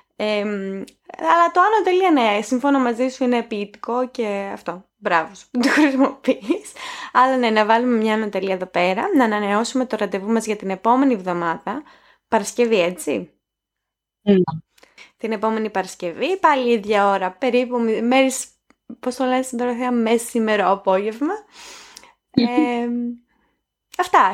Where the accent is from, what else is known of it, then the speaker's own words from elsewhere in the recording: Greece; moved away; ήρθα στην Ελλάδα